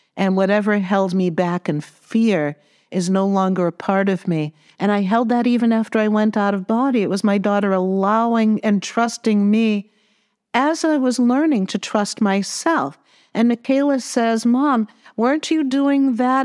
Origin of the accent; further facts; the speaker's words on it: Massachusetts, United States; I'm from Massachusetts